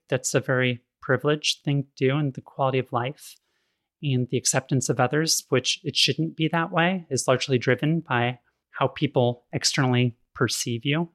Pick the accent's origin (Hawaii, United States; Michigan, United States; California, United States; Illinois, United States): California, United States; Sacramento; I grew up in Sacramento in the eighties